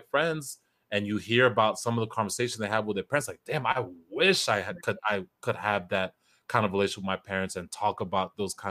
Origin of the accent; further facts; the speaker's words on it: Kenya; We're both African. You're Ghanaian, I'm Kenyan.